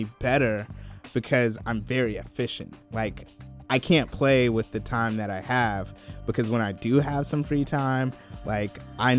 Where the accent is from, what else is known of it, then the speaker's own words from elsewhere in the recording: Columbia, South Carolina, United States; Yeah, so I grew up in South Carolina, Columbia, South Carolina, to be precise.